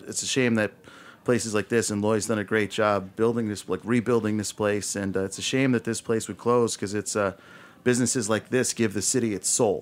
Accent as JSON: {"language": "English", "town": "New York City", "region": "New York", "country": "United States", "tie": "born or raised there", "said": "It's in Woodhaven. So I grew up in Woodhaven"}